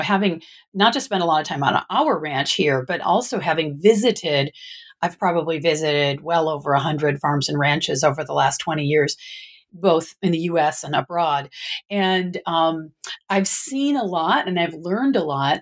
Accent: Michigan, United States; now in Northern California, United States; I I was originally from the Midwest, from Michigan

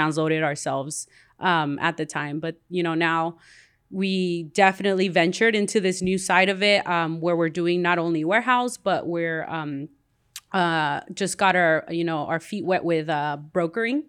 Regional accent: Compton, California, United States; also born or lived in Guatemala / Wilmington, California; I grew up here in Compton

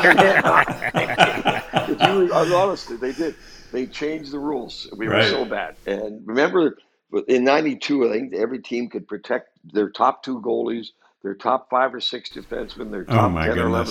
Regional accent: Halifax, Nova Scotia, Canada; born or raised there; also born or lived in Moncton, New Brunswick

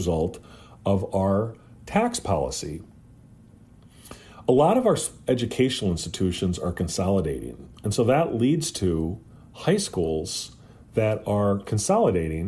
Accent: Fayette County, northeast Iowa, United States; My hometown is Decorah. It's a town of about 7,000, located in southern Fayette County in northeast Iowa

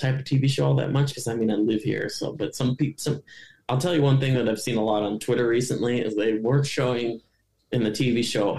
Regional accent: Ohio, United States; And I eat fly fish a lot growing up in Ohio, but I don't go nearly enough here, which is funny.

